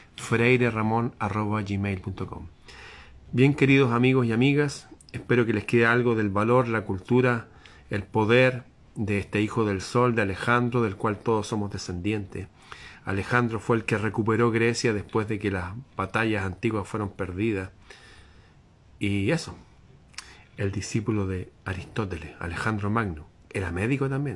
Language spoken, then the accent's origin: Spanish; Chile